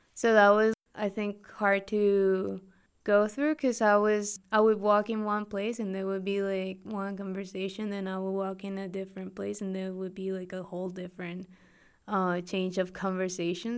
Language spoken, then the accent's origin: English; Mexico; English is a second language; also born or lived in Toronto